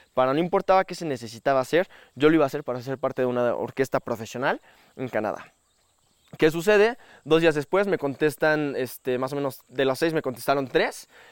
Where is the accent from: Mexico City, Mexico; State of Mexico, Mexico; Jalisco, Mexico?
State of Mexico, Mexico; Metepec; also born or lived in Toluca, Mexico; yo nací en México, en la ciudad de Toluca. Bueno, toda mi vida viví en una ciudad que se llama Metepec